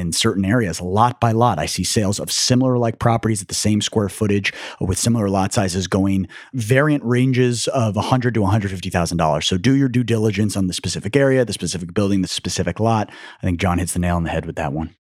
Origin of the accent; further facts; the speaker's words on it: New York City, New York, United States; now in New Jersey, United States; growing up in New York City